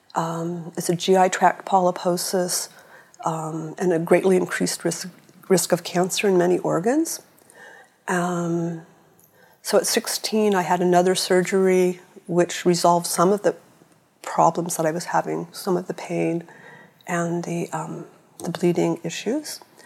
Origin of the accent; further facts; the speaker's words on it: San Francisco, California, United States; I was born in 1956 in San Francisco